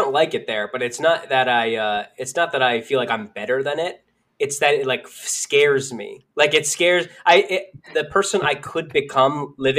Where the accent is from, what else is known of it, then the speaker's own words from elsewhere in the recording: Central Florida, United States; I grew up in Central Florida, which is like that. It's I don't know. It's got its own vibe. It's mostly Yankees that just migrated there. There's no discernible accent at all.